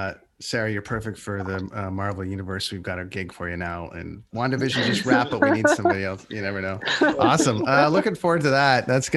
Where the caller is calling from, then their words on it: British Columbia, Canada; You got to get out here. I'm in British Columbia and I'm telling you something, man, there's some buttes out here.